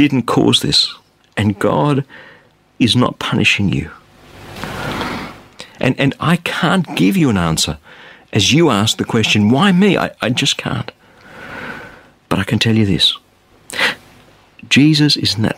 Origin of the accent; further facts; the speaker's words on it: Australia; I'm an Australian